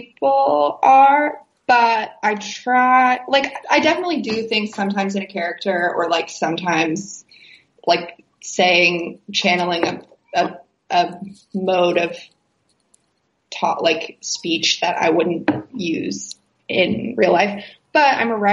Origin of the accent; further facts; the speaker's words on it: West Virginia, United States; I'm from West Virginia.